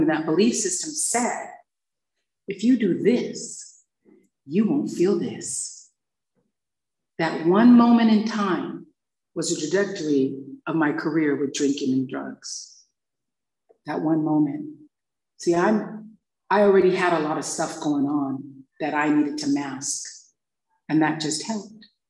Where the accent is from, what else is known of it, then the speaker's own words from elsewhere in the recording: Hawaii, United States; growing up in Hawaii